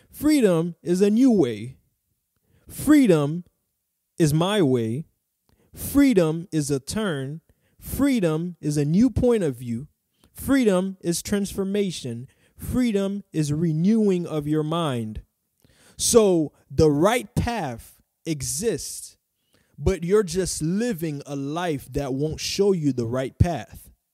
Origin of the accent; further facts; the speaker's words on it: Haiti; moved away; I was probably eight, nine, or ten in Haiti. I'm from Haiti.